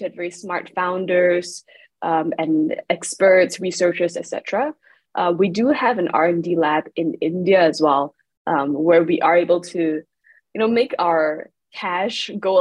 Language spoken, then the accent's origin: English; Malaysia; now in Singapore; I'm not from Singapore. I'm from Malaysia, so I come from the place where we export a lot of stuff to Singapore